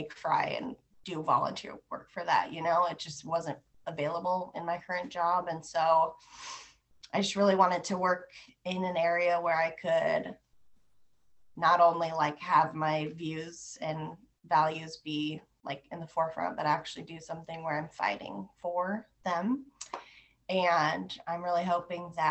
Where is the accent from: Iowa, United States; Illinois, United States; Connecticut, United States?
Iowa, United States; Des Moines; I'm from Des Moines. I went to Waukee High School, graduated there